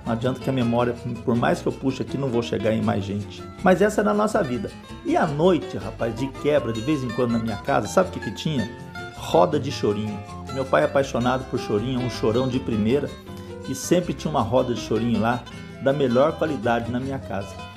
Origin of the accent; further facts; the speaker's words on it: São Paulo, Brazil; Eu nasci na Vila Maria em 58.